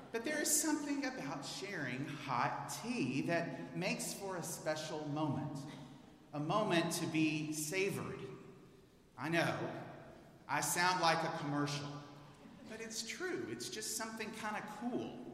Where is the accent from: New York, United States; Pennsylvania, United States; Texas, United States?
Texas, United States; Houston; moved away as an adult; I'm a native of Houston.